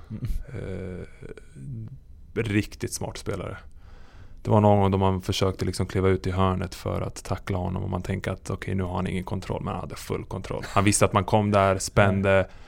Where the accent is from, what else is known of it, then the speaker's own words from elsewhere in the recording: Serbia; now in Sweden; när jag föddes i Serbien